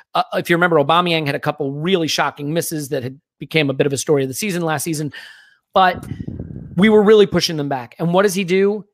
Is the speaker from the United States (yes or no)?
yes; United States; I'm an American